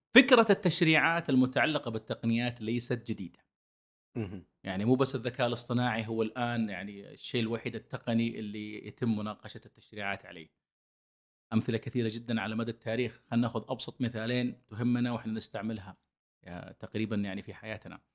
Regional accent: Saudi Arabia; عندنا في السعودية

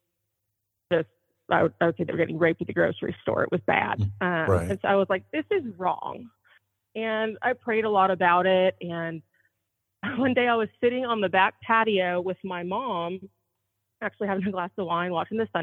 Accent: Southern California, United States; moved away as an adult; now in Oklahoma, United States; I was raised in Southern California.

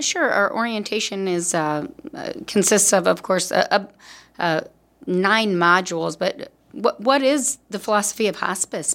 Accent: Davenport, Iowa, United States; I'm indeed from Davenport, Iowa

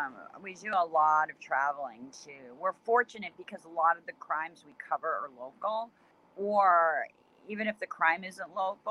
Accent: Cambridge, Massachusetts, United States; moved away as an adult; also born or lived in Miami / New York City; now in Boston, United States; I grew up in Cambridge, Massachusetts, right near Harvard University. And I went to University of Miami and then lived in New York City for a number of years and came back to Boston about 6 years ago

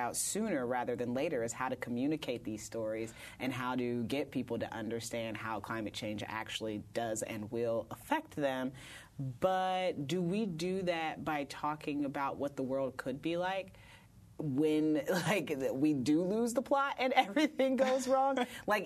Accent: Indiana, United States; now in Brooklyn, United States; I was raised in Indiana.

